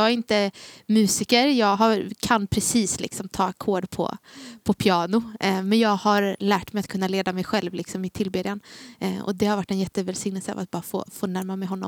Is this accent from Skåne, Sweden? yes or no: no; Gnosjö, Jönköping County, Sweden; also born or lived in Taberg; now in Gothenburg, Sweden; Jag är från Gnosjö från början men jag har bott i Taberg i tre år. I eh, ja. när jag gick i gymnasiet det gjorde jag i Jönköping. Så då bodde jag där.